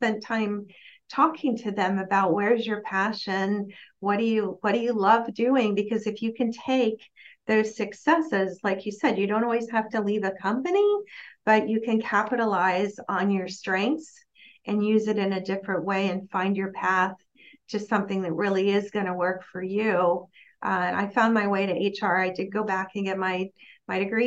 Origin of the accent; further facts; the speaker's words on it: Miami, Florida, United States; moved away; I'm from Miami